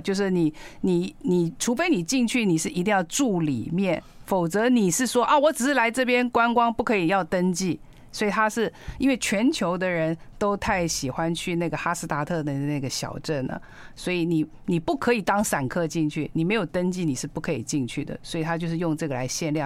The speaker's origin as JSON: {"language": "Chinese", "region": "Pingtung County", "country": "Taiwan", "tie": "born or raised there", "said": "我在这屏东的乡下，人家就称我为那个，那个阿多啊阿，阿多啊，洋娃娃"}